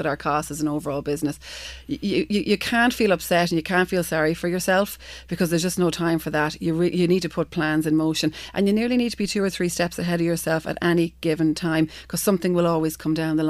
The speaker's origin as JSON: {"language": "English", "town": "Galway", "region": "Connacht", "country": "Ireland", "tie": "born or raised there", "also_born_or_lived": "New York / Dún Laoghaire", "moved": "yes", "said": "My hometown is Galway"}